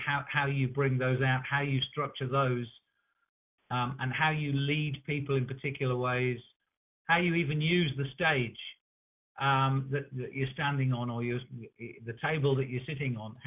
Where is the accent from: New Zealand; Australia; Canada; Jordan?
New Zealand; we're from New Zealand